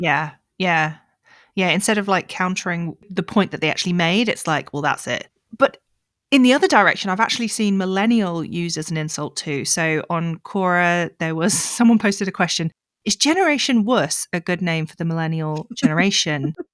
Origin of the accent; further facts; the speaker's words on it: United Kingdom; moved away as an adult; now in South Africa; I'm British, I'm middle class.